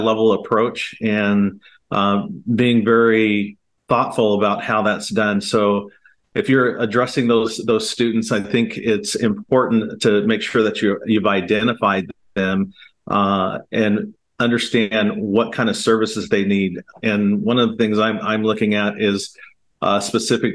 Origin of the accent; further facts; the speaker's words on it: Portland, Oregon, United States; I was born and raised here in Portland, Oregon